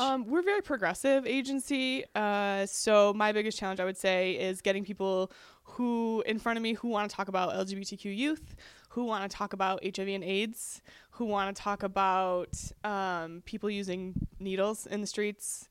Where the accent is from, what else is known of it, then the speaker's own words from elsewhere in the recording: North Georgia, United States; we come from North Georgia